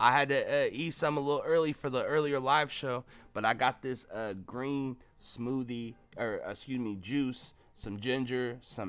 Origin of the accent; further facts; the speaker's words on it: the Northwest, Pacific Northwest, United States; I'm from the Northwest